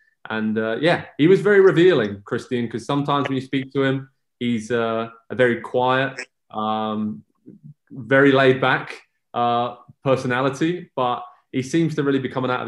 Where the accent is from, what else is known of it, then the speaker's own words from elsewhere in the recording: Southampton, South East England, United Kingdom; moved away as an adult; now in United States; I'm from Southampton, which is far away enough from those other places.